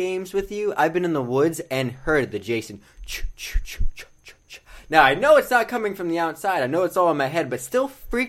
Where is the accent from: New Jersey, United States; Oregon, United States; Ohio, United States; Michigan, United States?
New Jersey, United States; moved away; also born or lived in Maine; I'm from New Jersey.